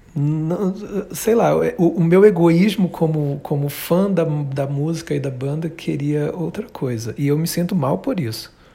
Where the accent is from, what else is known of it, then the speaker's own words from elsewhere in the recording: Belém, Pará, Brazil; Eu nasci em Belém.